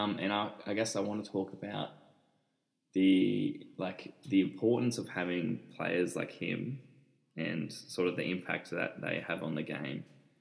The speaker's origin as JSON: {"language": "English", "town": "Bundanoon", "region": "New South Wales", "country": "Australia", "said": "We're from Bundanoon in Southern Highlands."}